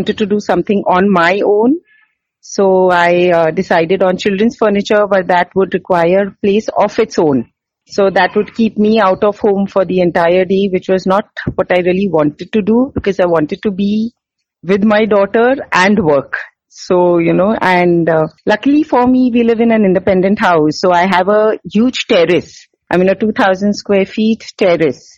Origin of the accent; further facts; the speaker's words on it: Mumbai, Maharashtra, India; moved away as an adult; now in Bangalore, India; I'm from Mumbai, so I've been working all my life. And then I got married here in Bangalore